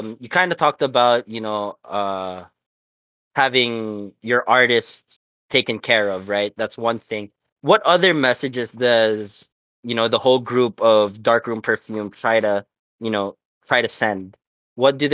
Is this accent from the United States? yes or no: no; Macau; also born or lived in Philippines; I remember growing up in Macau